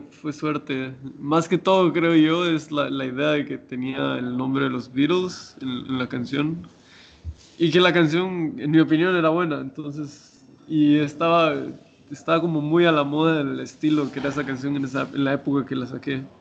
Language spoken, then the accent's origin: Spanish; Guatemala; moved away as an adult; cuando me fui de Guatemala